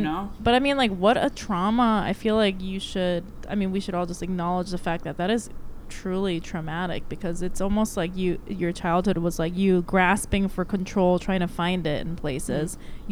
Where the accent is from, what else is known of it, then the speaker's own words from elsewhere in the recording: United States; I'm American